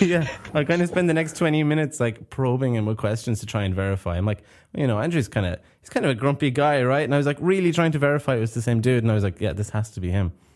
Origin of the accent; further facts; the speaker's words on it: Clare, Munster, Ireland; now in Japan; I'm from Ireland